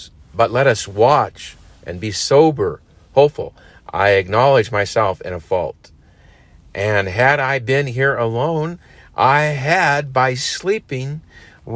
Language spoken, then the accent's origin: English; United States; we as Americans